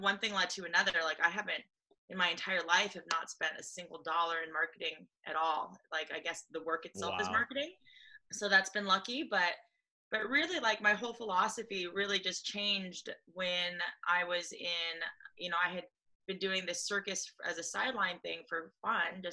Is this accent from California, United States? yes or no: yes; Los Angeles, California, United States; I grew up in Los Angeles